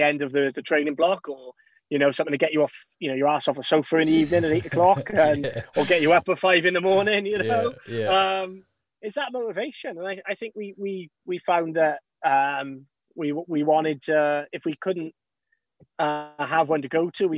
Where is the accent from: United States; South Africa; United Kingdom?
United Kingdom; Mumbles, Wales; we're boys from Mumbles, from Gower